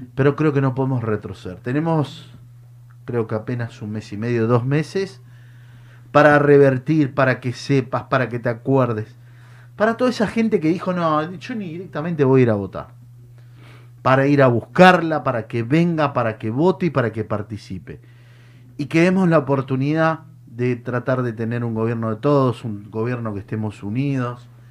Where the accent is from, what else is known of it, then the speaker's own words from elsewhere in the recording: Mendoza, Argentina; moved away; yo vengo de Mendoza